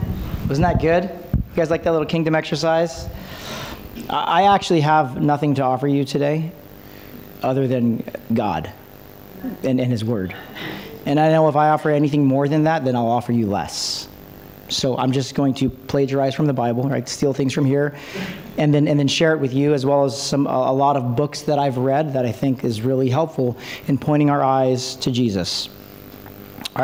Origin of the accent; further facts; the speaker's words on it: Philippines; I'm Filipino